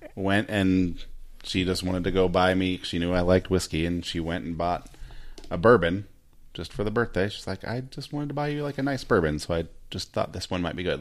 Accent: United States; I'm American

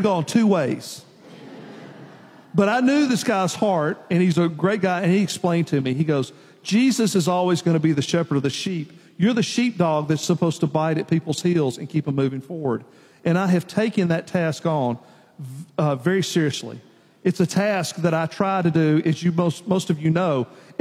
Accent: Nashville, Tennessee, United States; I grew up in Nashville, in town

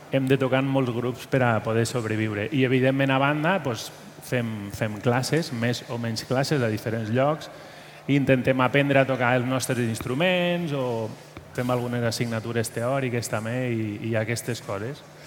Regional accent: Valencian Community, Spain; now in Catalonia, Spain; soc del País Valencià

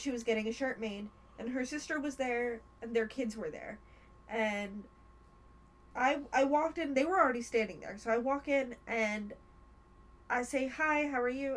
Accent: United States; I was born in America

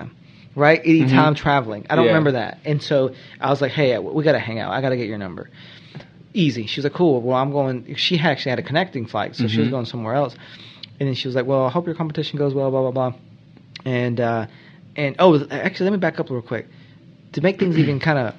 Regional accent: Georgia, United States; moved away as an adult; also born or lived in North Carolina; now in Charlotte, United States; I work in the legal field. I'm starting my own business. I grew up in Georgia

